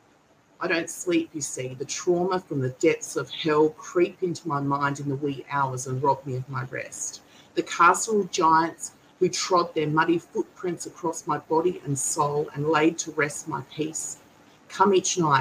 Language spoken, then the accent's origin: English; Kaurna Yerta, South Australia, Australia; I'm a Gunditjmara woman born and raised on Kurna Yerra